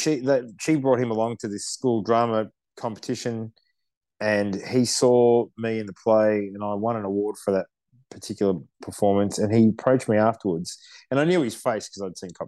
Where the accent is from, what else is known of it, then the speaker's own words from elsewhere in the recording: Melbourne, Victoria, Australia; I grew up in the southeastern suburbs of Melbourne, in Dandenong, which is a very multicultural part of Melbourne.